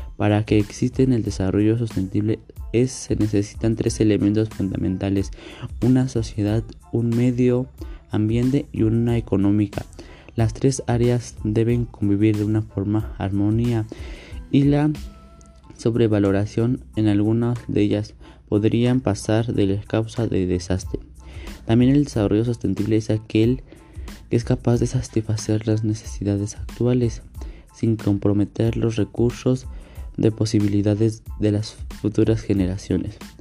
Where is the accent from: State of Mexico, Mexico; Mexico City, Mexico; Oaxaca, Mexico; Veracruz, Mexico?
State of Mexico, Mexico; Atlacomulco; soy de Mando del Río, Atlacomulco, México